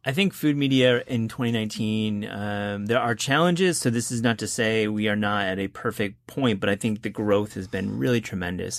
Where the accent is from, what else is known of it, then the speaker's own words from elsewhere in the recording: Kalamazoo, Michigan, United States; I grew up in Kalamazoo, Michigan